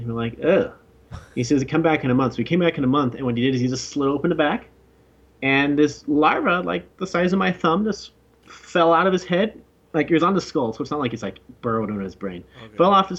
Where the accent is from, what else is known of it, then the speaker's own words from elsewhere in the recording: Alaska, United States; born there; I was born in Alaska. My mom's a Kiwi, and I've lived in 7 countries.